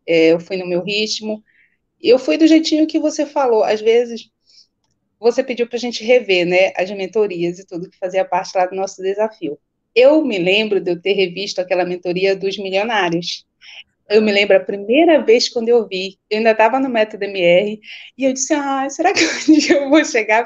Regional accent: Belém, Pará, Brazil; sou do Pará, sou de Belém do Pará, sou tua conterrânea

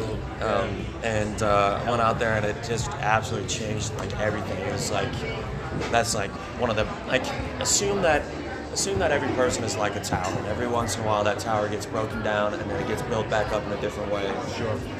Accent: Brookings, South Dakota, United States; I grew up outside of Brookings.

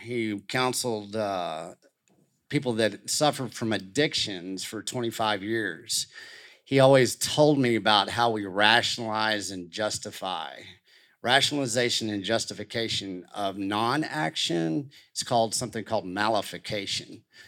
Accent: Canyon, Texas, United States; growing up in Canyon, Texas

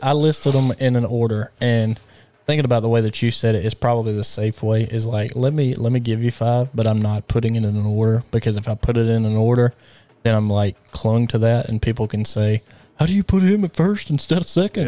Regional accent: Alabama, United States; I grew up in the state of Alabama.

